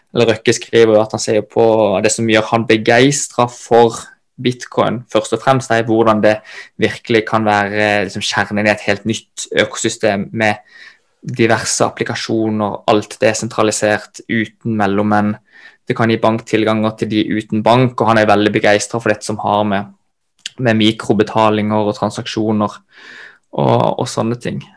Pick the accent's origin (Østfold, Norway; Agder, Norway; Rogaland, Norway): Agder, Norway; Kristiansand; moved away as an adult; now in Oslo, Norway; født og oppvokst i Kristiansand